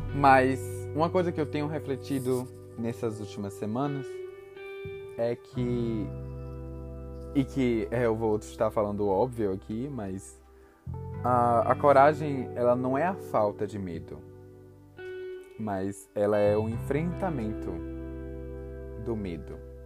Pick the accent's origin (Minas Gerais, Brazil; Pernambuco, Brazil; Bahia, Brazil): Bahia, Brazil; Salvador; eu sou de Salvador, Bahia